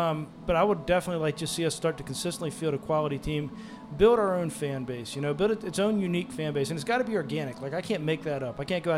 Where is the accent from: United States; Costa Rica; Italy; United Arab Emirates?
United States; Maryland; I'm from Maryland